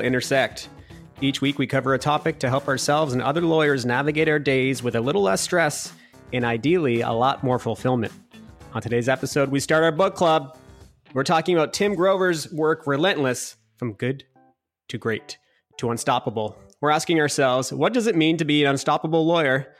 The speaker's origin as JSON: {"language": "English", "town": "Hamilton", "region": "Ontario", "country": "Canada", "tie": "born or raised there", "said": "my hometown of Hamilton, Ontario"}